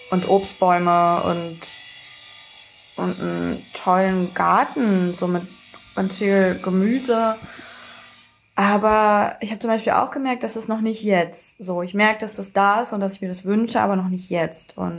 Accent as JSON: {"language": "German", "region": "Saxony-Anhalt", "country": "Germany", "said": "wir kommen nicht ursprünglich aus Magdeburg, aber sehr, sehr viel von unserer Familie wohnt hier in Magdeburg. Und der Rest ist nicht so weit weg, also wir kommen schon ursprünglich aus Sachsen-Anhalt."}